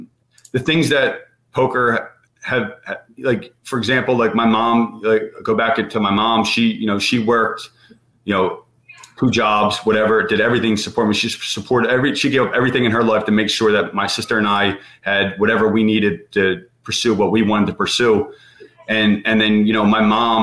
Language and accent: English; Philadelphia, Pennsylvania, United States; growing up in Philly, you know, I barely left my neighborhood